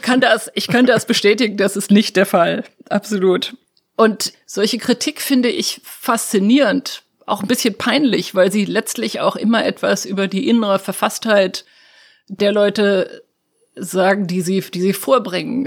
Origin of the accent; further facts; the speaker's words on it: Germany; moved away as an adult; now in Washington, United States; als Deutsche